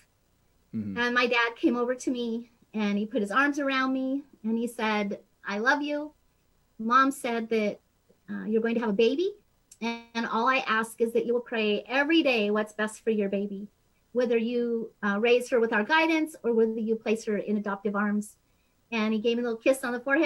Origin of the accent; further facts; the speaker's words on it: Billings, Montana, United States; I was raised in Billings, Montana, so we have quite different accents, you